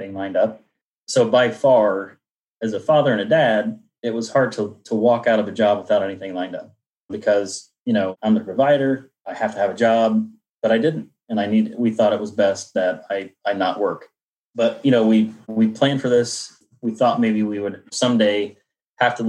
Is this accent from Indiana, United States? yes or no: yes; Indianapolis, Indiana, United States; I'm from Indianapolis, Indiana